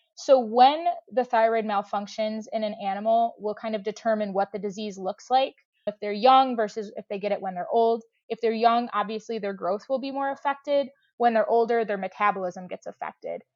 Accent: Madison, Wisconsin, United States; moved away as an adult; now in Michigan, United States; I grew up volunteering at my hometown zoo in Madison, Wisconsin

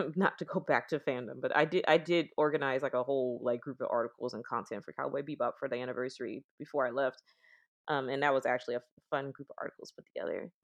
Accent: Oakland, California, United States; I'm from Oakland

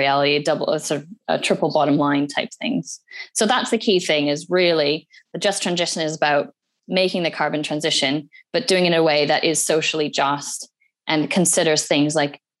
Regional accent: Alberta, Canada; now in United Kingdom; I'm Canadian by birth. I grew up in Alberta, which is where the oil sands are.

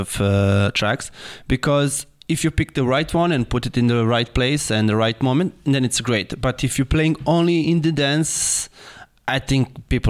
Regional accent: Serbia; we are from Serbia

